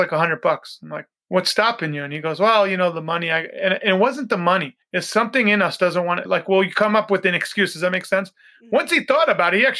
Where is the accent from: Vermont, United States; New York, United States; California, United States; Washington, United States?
New York, United States; Oyster Bay; when I was a kid growing up in New York, I grew up by Teddy Roosevelt's house, Sagamore Hill